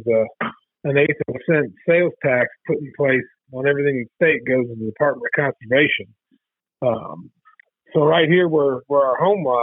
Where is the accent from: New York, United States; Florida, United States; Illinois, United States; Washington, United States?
Illinois, United States; moved away as an adult; now in Missouri, United States; I grew up in Illinois, duck and goose hunting with my dad and uncles and grandfather